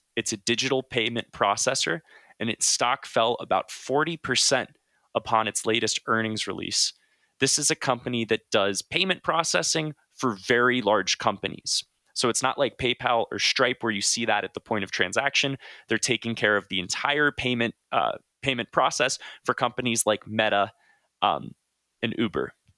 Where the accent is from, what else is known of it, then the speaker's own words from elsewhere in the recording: Southern Ohio, United States; growing up in Southern Ohio